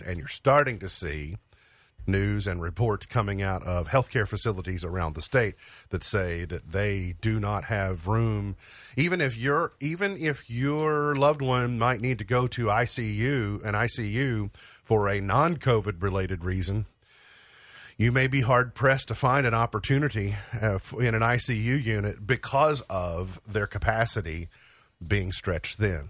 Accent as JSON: {"language": "English", "country": "United States", "said": "I'm an American"}